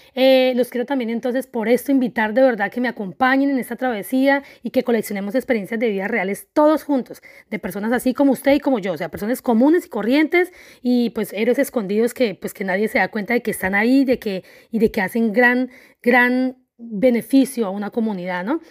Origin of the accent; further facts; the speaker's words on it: Colombia; soy una mujer colombiana